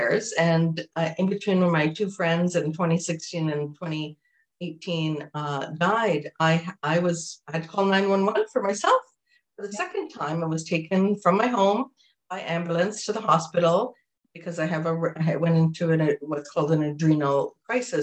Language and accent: English; Jamaica; I'm from Jamaica.